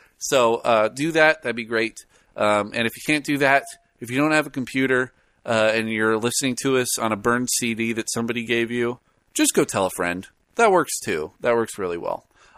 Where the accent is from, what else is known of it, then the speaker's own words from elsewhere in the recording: California, United States; I was born and raised in the Bay Area, so naturally I'm a fan of the 49ers.